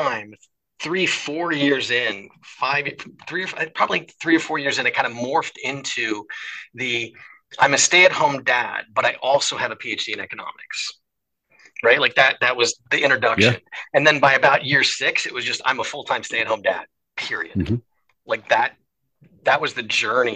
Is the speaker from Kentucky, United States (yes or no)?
no; Seattle, Washington, United States; moved away as an adult; also born or lived in Michigan / Ohio / St. Louis, Missouri; now in Connecticut, United States; I grew up in Seattle